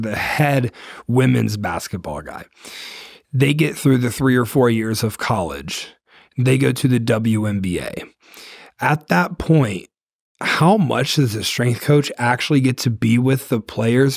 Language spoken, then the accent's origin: English; Ohio, United States; I'm from Ohio